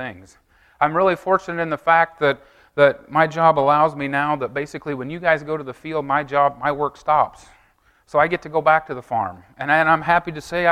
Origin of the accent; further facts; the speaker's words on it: Effingham, Illinois, United States; I'm from Effingham, Illinois